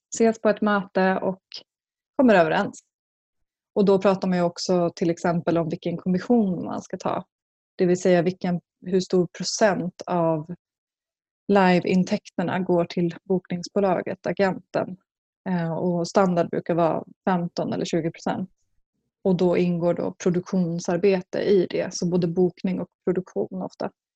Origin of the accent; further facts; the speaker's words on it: Skinnskatteberg, Västmanland, Sweden; en by som heter Skinnskatteberg i Bergslagen. Jag kommer därifrån